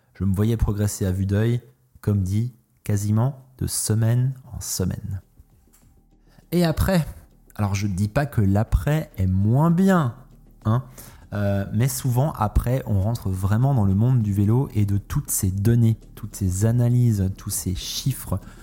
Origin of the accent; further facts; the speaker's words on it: France; j'ai grandi en France